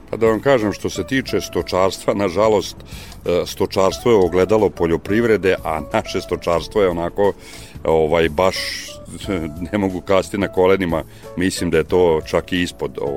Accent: Srbobran, Vojvodina, Serbia; ja sam iz Srbobrana i to je jedan e, klasičan stojarski kraj

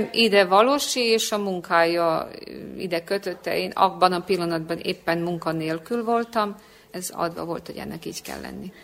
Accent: Subotica, Vojvodina, Serbia; moved away as an adult; now in Belgrade, Serbia; Szabadkai vagyok

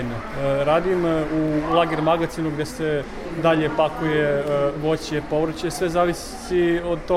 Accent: Kučevo, Central Serbia, Serbia; now in Vienna, Austria; selo Neresnica u opštini Kučevo

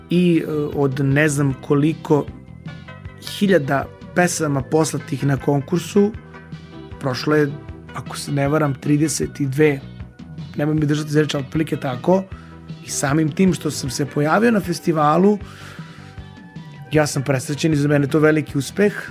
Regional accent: Belgrade, Serbia; born there; rođen u Beogradu.

